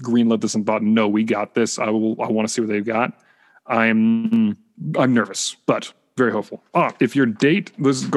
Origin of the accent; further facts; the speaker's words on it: Vancouver, British Columbia, Canada; I grew up in, I'm born and raised in Canada. I'm from Vancouver